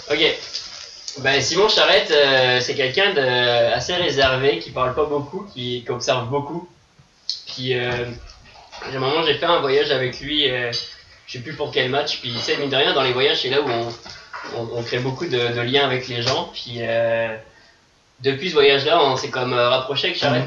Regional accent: France; now in Montreal, Canada; je suis français

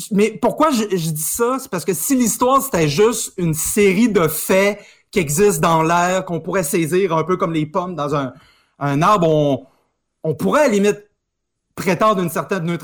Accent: Saguenay, Quebec, Canada; je viens du Saguenay

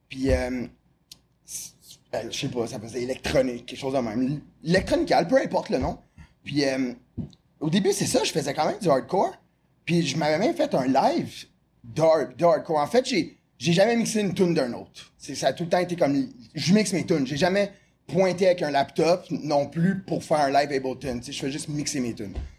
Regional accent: Montreal, Quebec, Canada; also born or lived in Repentigny; je suis né à Repentigny. Euh, à 7 ans, j'ai déménagé dans le West Island de Montréal.

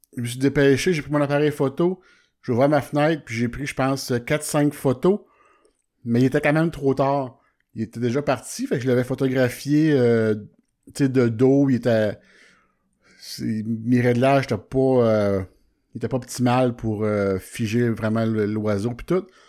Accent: Warwick, Quebec, Canada; je suis de, de Warwick

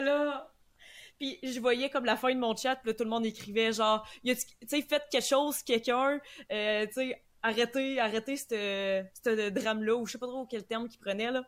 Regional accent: Montmagny, Quebec, Canada; quand je dis je viens de Québec, mais je viens vraiment pas de Québec, je viens de Montmagny

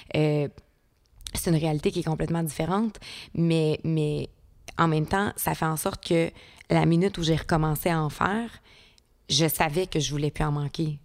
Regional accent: Rivière-du-Loup, Quebec, Canada; je viens de Rivière-du-Loup

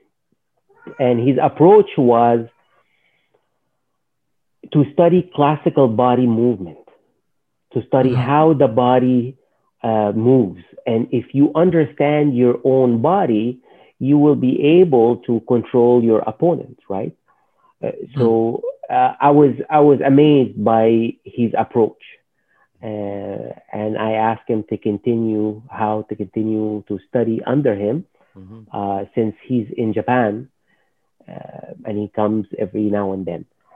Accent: Alexandria, Alexandria Governorate, Egypt; moved away as an adult; now in Montreal, Canada; I was born in Egypt, Alexandria, Egypt, and I started in Shotokan Karate for a short period of time. Then I was more involved in university when I was in the University of Alexandria.

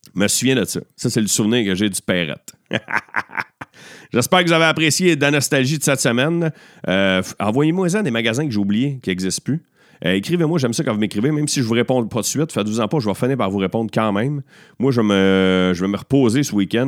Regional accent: Beauharnois, Quebec, Canada; also born or lived in Châteauguay; mon village natal, à Beauharnois

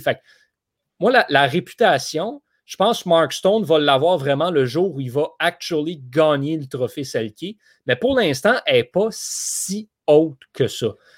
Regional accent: Quebec, Canada; je suis québécois

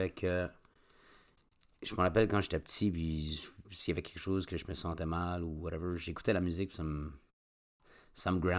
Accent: Kedgwick, New Brunswick, Canada

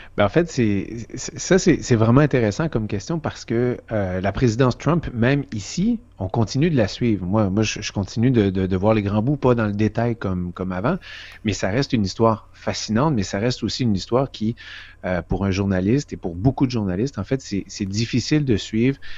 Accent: Quebec, Canada; moved away as an adult; also born or lived in Vancouver / Toronto / Washington; je viens du Québec

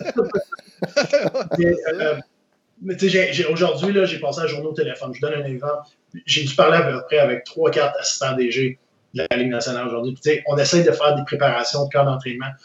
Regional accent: Quebec City, Quebec, Canada; j'ai été élevé à Québec

